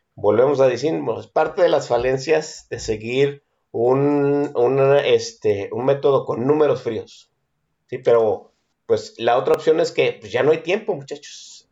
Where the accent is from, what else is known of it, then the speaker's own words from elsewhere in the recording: Guadalajara, Jalisco, Mexico; yo como tapatío